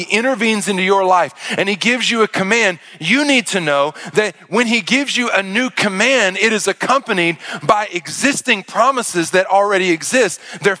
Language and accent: English; Arkansas, United States; and then you see me, and I tell you I'm from Arkansas, none of it makes sense.